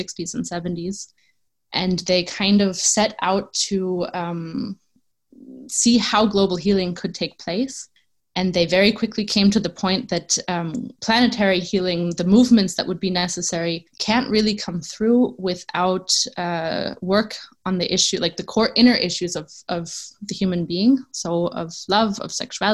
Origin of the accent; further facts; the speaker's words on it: New York City, New York, United States; moved away as an adult; now in Tamera, Portugal; I am originally from New York City, and I come from an activist background.